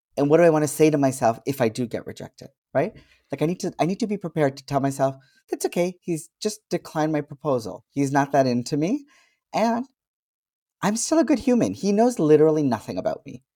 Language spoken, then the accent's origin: English; Canada; I was born in Canada, I speak a certain way